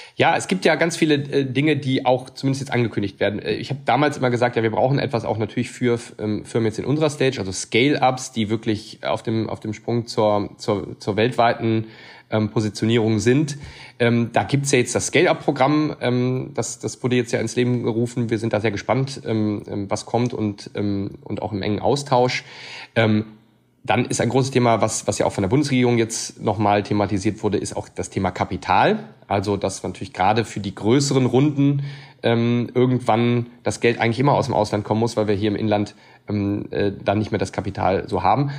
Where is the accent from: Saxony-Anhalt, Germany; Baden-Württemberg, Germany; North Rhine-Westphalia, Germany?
North Rhine-Westphalia, Germany; Siegburg; also born or lived in Cologne; Also wir kommen hier aus der Region. Allerdings in Siegburg.